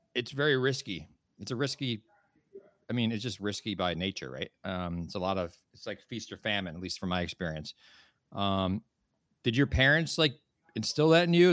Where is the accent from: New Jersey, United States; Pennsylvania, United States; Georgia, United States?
New Jersey, United States; now in San Francisco Bay Area, United States; i grew up in New Jersey